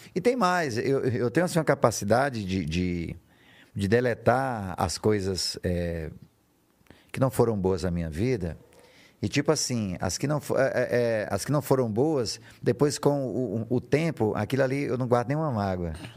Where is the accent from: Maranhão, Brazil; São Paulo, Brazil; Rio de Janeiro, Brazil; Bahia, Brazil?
Maranhão, Brazil; São João dos Patos; moved away; also born or lived in São Luís; São João dos Patos, onde, onde, onde eu comecei, que é a minha terra. Depois eu, eu, eu me mudei para São Luís.